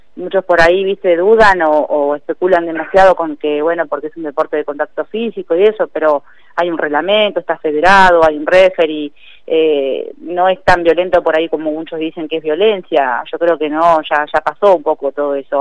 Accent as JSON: {"language": "Spanish", "town": "San Fernando", "region": "Buenos Aires Province", "country": "Argentina", "said": "yo soy de San Fernando, zona norte de Gran Buenos Aires"}